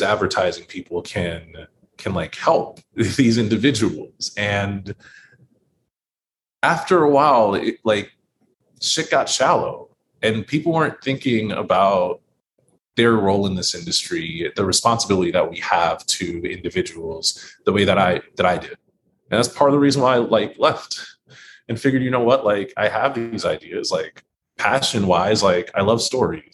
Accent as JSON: {"language": "English", "town": "New York City", "region": "New York", "country": "United States", "tie": "born or raised there", "said": "as a native New Yorker in my own city"}